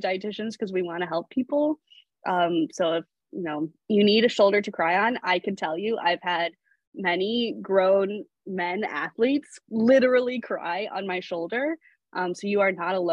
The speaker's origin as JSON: {"language": "English", "region": "New England", "country": "United States", "tie": "born or raised there", "moved": "yes", "lives_now": "California, United States", "said": "I grew up in New England"}